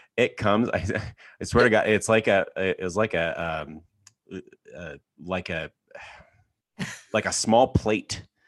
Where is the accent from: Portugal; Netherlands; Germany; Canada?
Canada; I grew up in Canada, in a farm town of eighteen hundred people in the middle of nowhere.